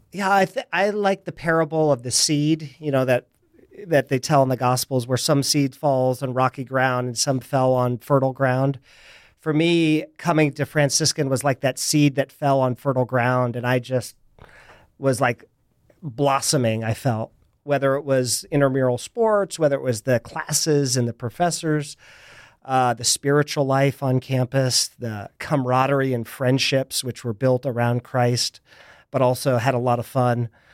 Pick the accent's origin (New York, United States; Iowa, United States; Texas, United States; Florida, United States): Iowa, United States; Indianola; moved away as an adult; now in San Diego, United States; I grew up in a small town uh, just south of Des Moines called Indianola.